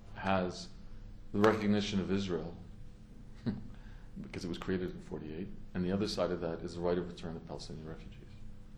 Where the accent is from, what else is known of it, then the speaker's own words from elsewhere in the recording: Canada; I was a younger with hair Canadian diplomat, and I was happy and I worked on it, obviously, as a Canadian diplomat at that time in 1993.